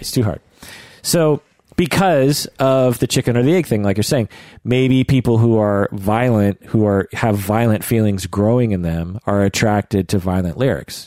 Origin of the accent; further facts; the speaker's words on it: United States; grew up in the United States